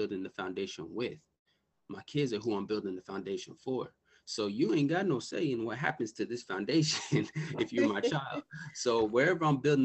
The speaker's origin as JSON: {"language": "English", "area": "Bay Area", "region": "California", "country": "United States", "said": "I'm from the Bay Area, California."}